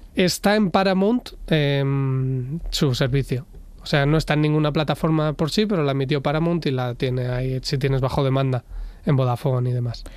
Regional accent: Basque Country, Spain; yo crecí en el País Vasco en estos 90

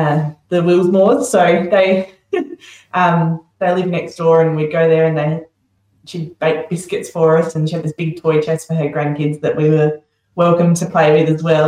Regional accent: Macclesfield, South Australia, Australia; moved away as an adult; also born or lived in Mount Barker; now in Broken Hill, Australia; my parents were living in Macclesfield, so I'm guessing a couple of days later I went home to Macclesfield, and I lived there until I was 17, so I grew up there.

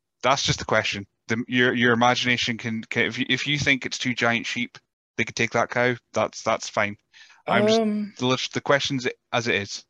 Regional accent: Scotland, United Kingdom; as a Scotsman, it's your name we can't say. We just can't say your name, which is unfortunate. It's the accent. It's the R. We try to roll the R's too much.

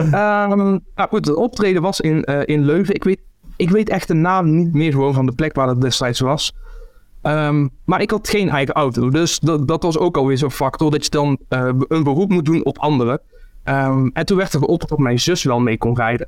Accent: near Eindhoven, North Brabant, Netherlands; moved away; also born or lived in Ghent, Belgium; in Eindhoven, in de buurt waar ik vandaan kom

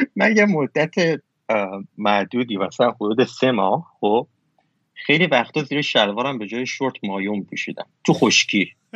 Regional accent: Iran; همه کسایی که توی ایران بزرگ شدیم همینیم

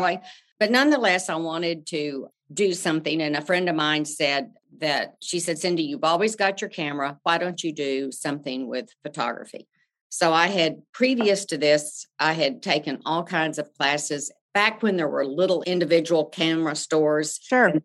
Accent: Amarillo, Texas, United States; now in Houston, United States; I grew up in Amarillo, Texas, the panhandle of Texas

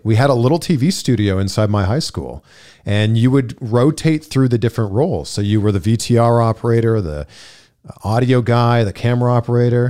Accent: Pickering, Ontario, Canada; born or raised there; moved away as an adult; now in Los Angeles, United States

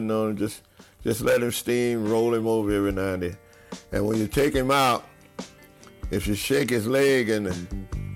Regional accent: northern Louisiana, United States; my hometown

